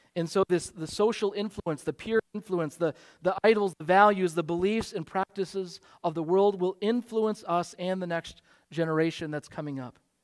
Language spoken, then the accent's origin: English; Michigan, United States; now in Wheaton, United States; I grew up in Michigan